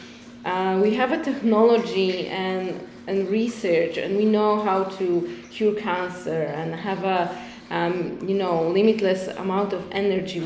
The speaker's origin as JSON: {"language": "English", "country": "Poland", "also_born_or_lived": "Iceland", "second_language": "English", "moved": "yes", "lives_now": "Tulum, Mexico", "said": "I'm originally from Poland. I was living in Iceland. Now I came to Tulum"}